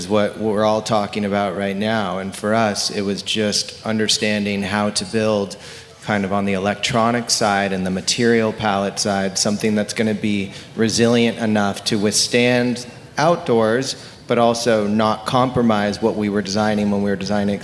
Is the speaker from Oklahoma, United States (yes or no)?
no; Laguna Beach, California, United States; Two of my best friends who I grew up with in Laguna Beach, we grew up loving to design and build things